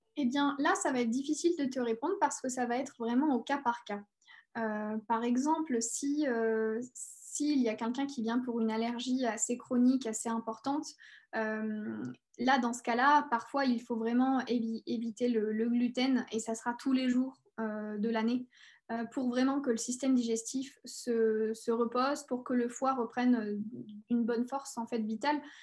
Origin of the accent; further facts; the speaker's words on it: near Clermont-Ferrand, Auvergne-Rhône-Alpes, France; also born or lived in Paris; je suis née à Paris et, euh, j'ai vécu à côté de Clermont-Ferrand, donc, euh, en Auvergne. Et donc, j'ai grandi